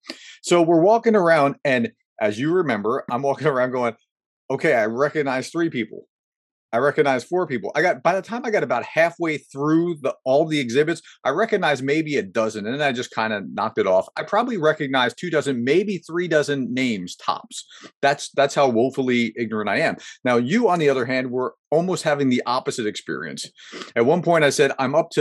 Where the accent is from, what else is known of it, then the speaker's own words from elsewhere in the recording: New Jersey, United States; moved away; I grew up in New Jersey